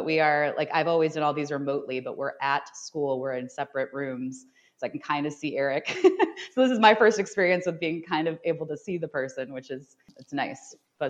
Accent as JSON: {"language": "English", "region": "Ohio", "country": "United States", "said": "even though he's from Michigan and I'm from Ohio"}